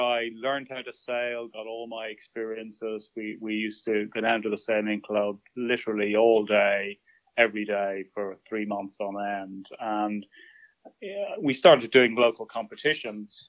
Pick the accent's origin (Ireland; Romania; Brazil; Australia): Ireland; Dún Laoghaire, Leinster; we lived in Dunleary, which is in south part of Dublin near the coast.